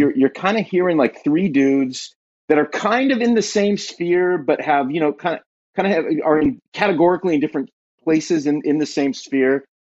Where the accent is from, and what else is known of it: Southern California, United States; born or raised there; moved away as an adult; now in Ashland, United States